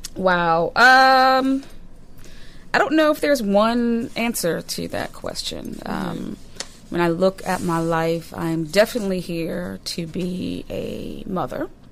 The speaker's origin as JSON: {"language": "English", "town": "Newton", "region": "Massachusetts", "country": "United States", "tie": "born or raised there", "said": "I grew up in Newton, Massachusetts"}